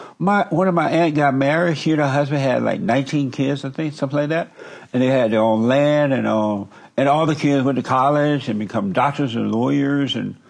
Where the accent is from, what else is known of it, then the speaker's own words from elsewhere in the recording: Alabama, United States; I grew up in Alabama on a plantation.